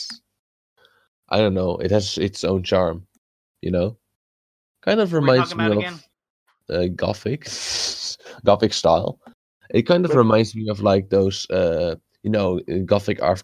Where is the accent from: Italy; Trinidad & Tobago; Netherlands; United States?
Netherlands; first language Dutch; English is a second language; I'm from the Netherlands. That's like, that tiny country, like, next to Germany.